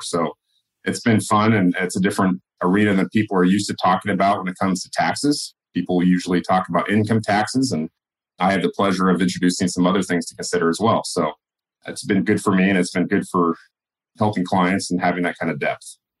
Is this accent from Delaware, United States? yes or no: no; California, United States; moved away; also born or lived in Oregon; originally from California, we moved up to Oregon